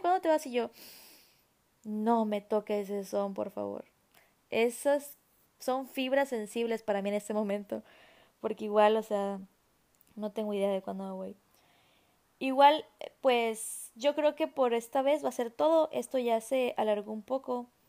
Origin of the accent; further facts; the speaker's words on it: Mexico; soy mexicana